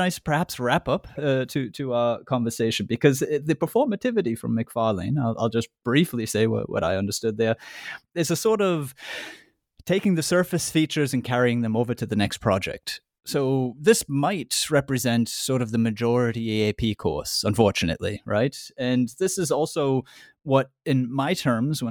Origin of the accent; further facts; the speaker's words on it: United States; I'm American